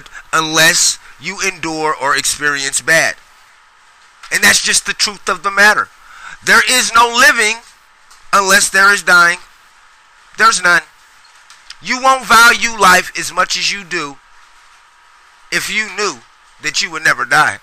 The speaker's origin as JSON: {"language": "English", "town": "Sacramento", "region": "California", "country": "United States", "tie": "born or raised there", "said": "I grew up in Oak Park"}